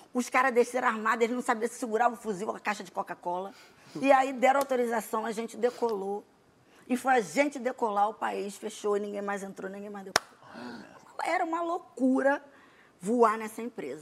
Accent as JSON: {"language": "Portuguese", "country": "Brazil", "said": "A gente é brasileiro"}